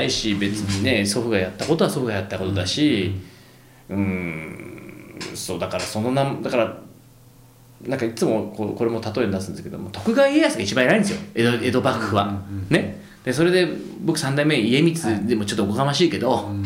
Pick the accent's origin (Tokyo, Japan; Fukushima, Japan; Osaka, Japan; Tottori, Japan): Tokyo, Japan; moved away as an adult; also born or lived in Santa Cruz, California, United States; 東京生まれなんですけど僕、なんか都会に住んでる都会じゃないですか東京って